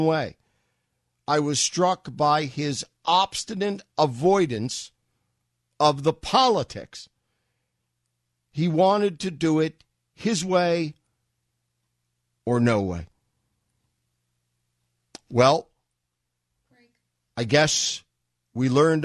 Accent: New York, United States; moved away; I was from New York, and so I listened to Barry Farber and Bob Grant

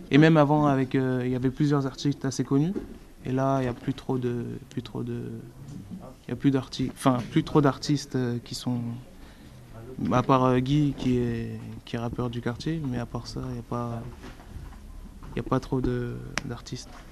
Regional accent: Paris, Île-de-France, France; d'avoir grandi ici

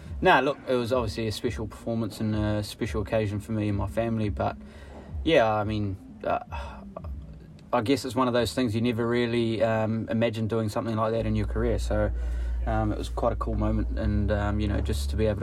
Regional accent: Mumbai, Maharashtra, India; now in New Zealand; being back in Mumbai, my hometown

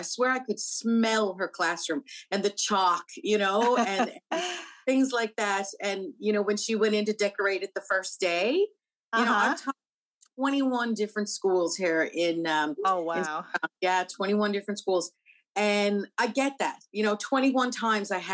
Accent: Newfoundland and Labrador, Canada; the teacher in me just as much as the Newfoundlander.

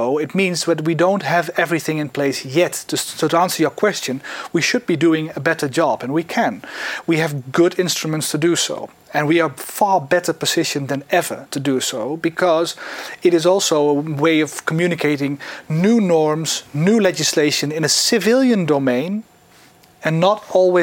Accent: Netherlands; my home country, the Netherlands

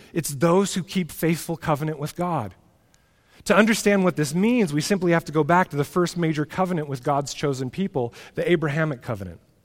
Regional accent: United States; American Christians

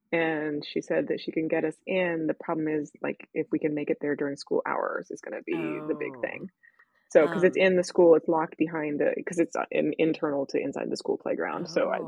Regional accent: United States; moved away; also born or lived in England; as an American.

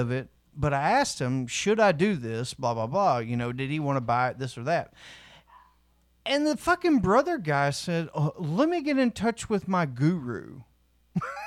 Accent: the South, United States; We're from the South

